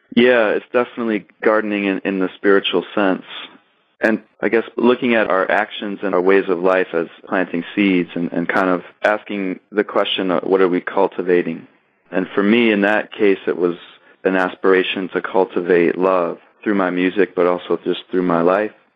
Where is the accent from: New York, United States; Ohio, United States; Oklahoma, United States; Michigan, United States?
Michigan, United States; Kalamazoo; also born or lived in Detroit, Michigan / Chicago, Illinois; now in Ann Arbor, United States; I was born and raised in Kalamazoo, Michigan, which is a wonderful small city in southwest Michigan.